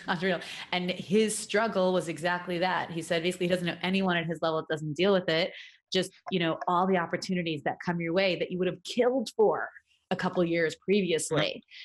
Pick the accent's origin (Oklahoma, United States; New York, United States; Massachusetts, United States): New York, United States; New York City; moved away; Brooklyn, New York, my hometown, where I hail from originally really long time ago